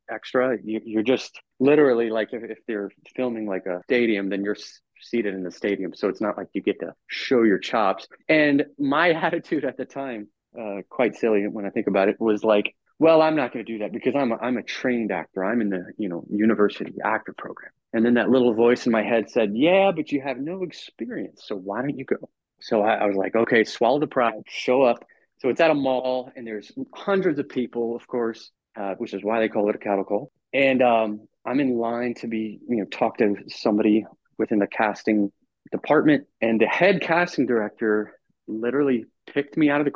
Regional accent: New Orleans, Louisiana, United States; I grew up in New Orleans

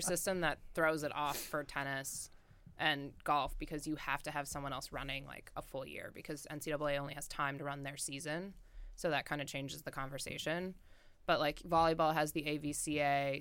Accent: Colorado, United States; moved away as an adult; now in Athens, Ohio, United States; growing up in Colorado

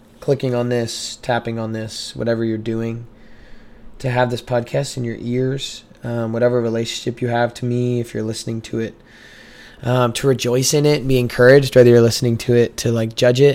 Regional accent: Missouri, United States; moved away as an adult; now in Waco, United States; I'm from Missouri

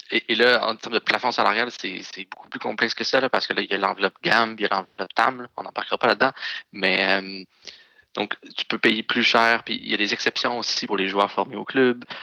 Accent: Montreal, Quebec, Canada; particulièrement désagréable quand on est Montréalais de, le voir sur le terrain.

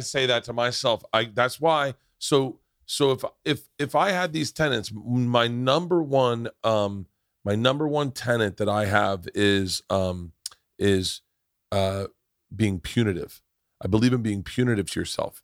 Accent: Florida, United States; I grew up in Florida.

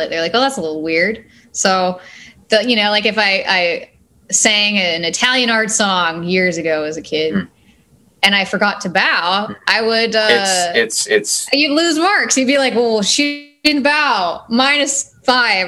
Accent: Chilliwack, British Columbia, Canada; I grew up in Chilliwack, BC.

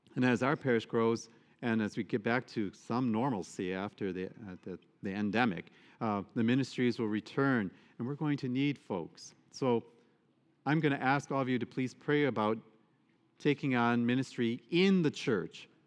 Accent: Michigan, United States; moved away; I'm from Michigan

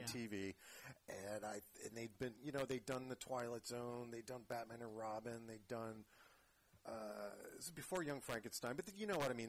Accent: Rehoboth Beach, Delaware, United States; now in San Francisco Bay Area, United States; grew up in Delaware.

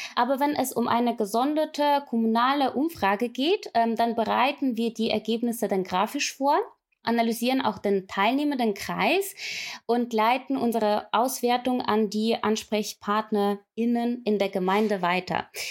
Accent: Ukraine; moved away as an adult; ich komme ursprünglich aus der Ukraine und war damals bei der ukrainischen Revolution live mit dabei

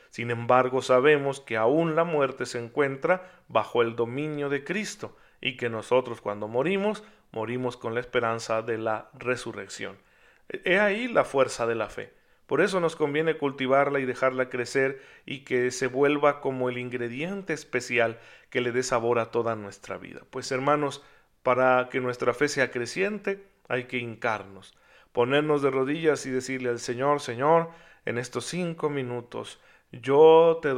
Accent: Mexico; después de todo soy mexicano, soy miembro de este pueblo que tiene el catolicismo en sus raíces

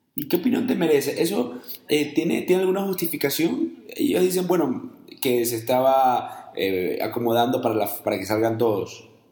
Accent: Guayaquil, Guayas, Ecuador; also born or lived in Colombia / United States; now in Guadalajara, Mexico; yo vivo en Guadalajara, yo soy ecuatoriano y yo soy de Guayaquil además

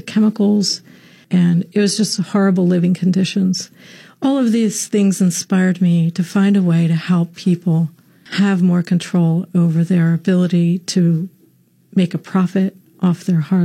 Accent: Collingswood, New Jersey, United States; also born or lived in Costa Rica; I grew up in the Philadelphia area in Camden. Collingswood, New Jersey is my town

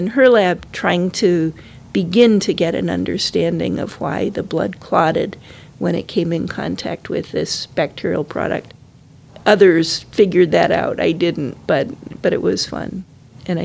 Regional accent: Syracuse, New York, United States; And I was born in Syracuse, New York.

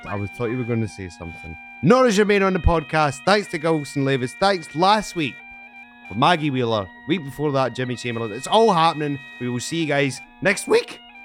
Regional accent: Scotland, United Kingdom; I'm from Scotland

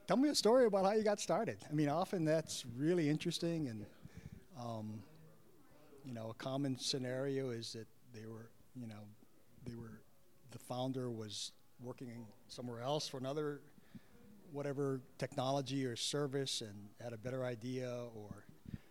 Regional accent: Hawaii, United States; now in Seattle, United States; I grew up in Hawaii

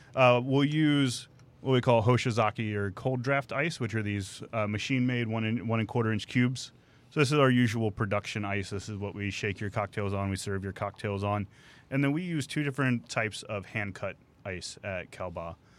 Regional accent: Santa Fe, Texas, United States; in my hometown of Santa Fe

